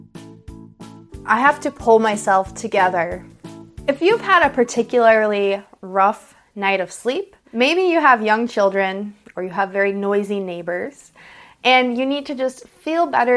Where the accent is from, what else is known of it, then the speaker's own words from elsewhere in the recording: United States; I'm an American English teacher